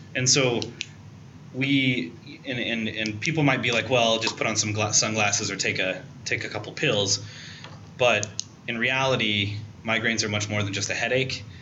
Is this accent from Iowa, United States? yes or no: yes; Perry, Iowa, United States; I grew up in Iowa as well, in a town called Perry, Iowa, uh, in central Iowa